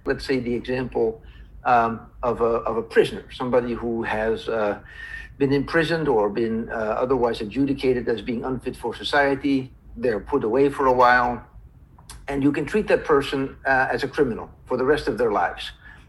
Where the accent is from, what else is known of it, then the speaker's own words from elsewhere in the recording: Philadelphia, Pennsylvania, United States; also born or lived in Cleveland; So I was born in Cleveland, Ohio. My father from the Netherlands, my mother also from the Netherlands, and then moved to Philadelphia at the age of two. I was raised there through my childhood.